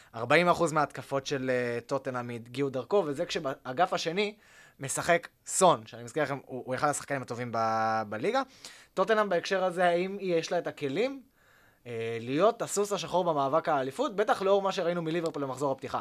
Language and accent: Hebrew; Tel Aviv, Tel Aviv District, Israel; אני יליד העיר תל אביב